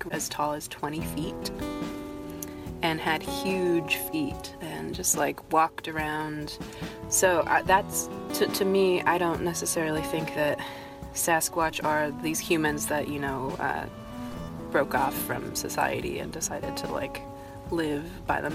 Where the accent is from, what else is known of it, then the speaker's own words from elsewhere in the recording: Pacific Northwest, Fidalgo Island, Washington, United States; I'm from the Pacific Northwest, and the reservation that I live on is on an island. However, it's a really big island. It's the Fidalgo Island.